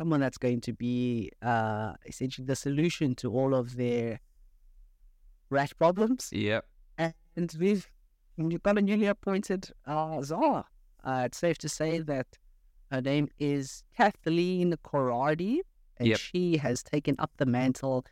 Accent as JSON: {"language": "English", "country": "South Africa", "tie": "born or raised there", "said": "growing up in South Africa"}